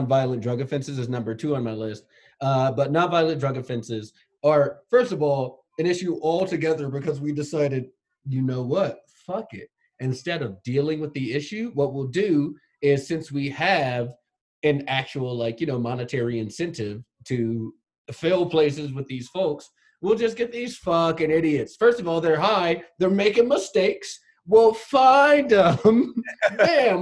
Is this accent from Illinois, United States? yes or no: no; Los Angeles, California, United States; I grew up in Los Angeles